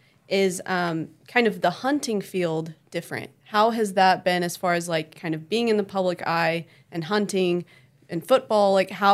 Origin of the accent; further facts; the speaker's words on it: Oklahoma City, Oklahoma, United States; moved away as an adult; now in San Francisco, United States; I grew up in Oklahoma City, Oklahoma